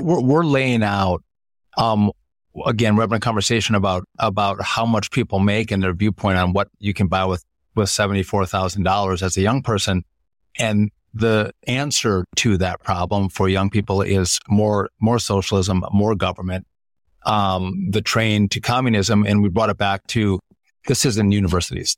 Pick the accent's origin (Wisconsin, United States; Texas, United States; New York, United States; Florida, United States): Wisconsin, United States; it's still my home state